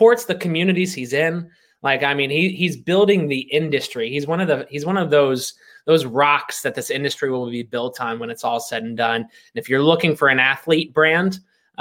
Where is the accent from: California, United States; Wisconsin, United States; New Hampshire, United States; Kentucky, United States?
Kentucky, United States; I was brought up in Kentucky